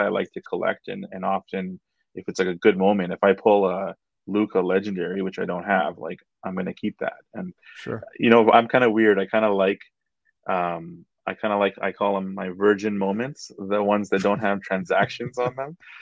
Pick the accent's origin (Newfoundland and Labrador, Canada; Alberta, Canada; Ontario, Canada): Alberta, Canada; Edmonton; a, guy I grew up with back in Edmonton